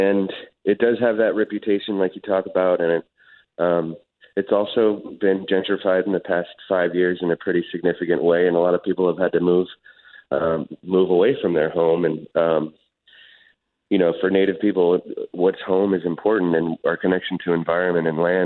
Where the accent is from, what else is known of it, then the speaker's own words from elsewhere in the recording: Oakland, California, United States; I grew up in Oakland, and I worked